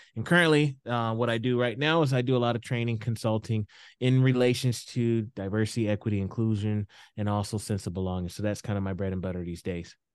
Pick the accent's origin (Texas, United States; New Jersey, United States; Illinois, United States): Texas, United States; Houston; moved away as an adult; now in Idaho, United States; I grew up in the South. I grew up in Houston.